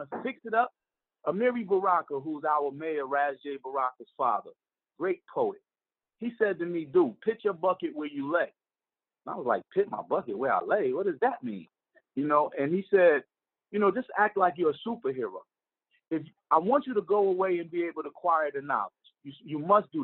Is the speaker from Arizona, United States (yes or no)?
no; Newark, New Jersey, United States; we're prideful dudes when it comes to Newark, New Jersey, Brick City guys, man.